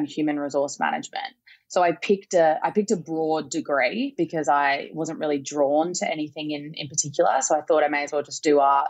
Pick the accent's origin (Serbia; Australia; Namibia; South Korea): Australia; Sydney, New South Wales; moved away as an adult; now in Los Angeles, United States; I grew up in Bargala Heights on the Northern Beaches near Manly